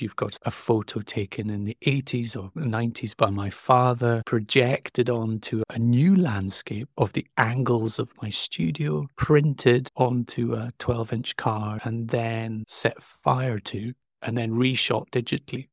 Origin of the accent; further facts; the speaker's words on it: Stromness, Scotland, United Kingdom; I grew up a stone's throw from the North Sea